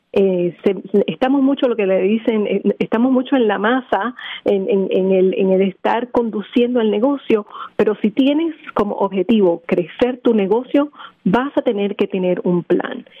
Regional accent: Puerto Rico; now in Philadelphia, United States; Originalmente de Puerto Rico.

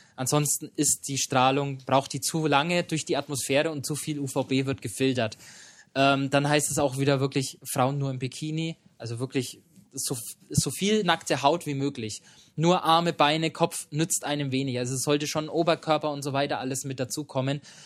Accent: Germany; bei uns in Deutschland

